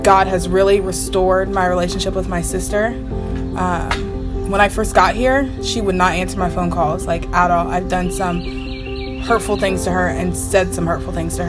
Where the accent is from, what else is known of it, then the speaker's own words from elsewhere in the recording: London, Ohio, United States; I'm from London, Ohio.